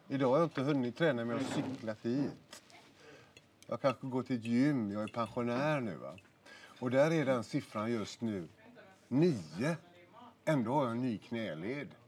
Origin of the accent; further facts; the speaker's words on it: Gothenburg, Västra Götaland, Sweden; ute i Vitkärr där jag är född och växte upp